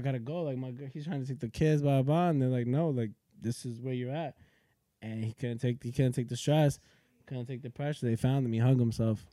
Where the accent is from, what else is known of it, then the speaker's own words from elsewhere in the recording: Yonkers, New York, United States; also born or lived in Manhattan, New York / The Bronx, New York; I was born in Manhattan, Columbia Presbyterian. Uh, yeah. yep. I was born in Columbia Presbyterian. I lived in the Bronx, probably like when I was very young. Um, me, my pops, and my mom's, and then uh, moved to Yonkers I would say probably like when I was like three or four years old.